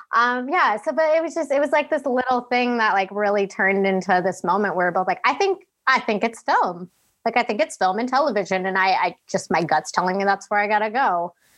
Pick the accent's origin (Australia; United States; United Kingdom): United States; Woodridge, Illinois; moved away; I was born and raised in Chicago, Illinois, in the suburbs specifically